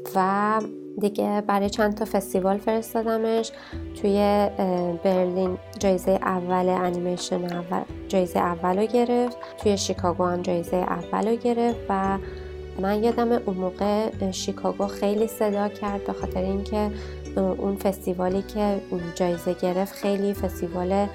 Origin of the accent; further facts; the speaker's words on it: Iran; moved away as an adult; also born or lived in North Vancouver, Canada; now in Vancouver, Canada; ما تو ایران بزرگ شدیم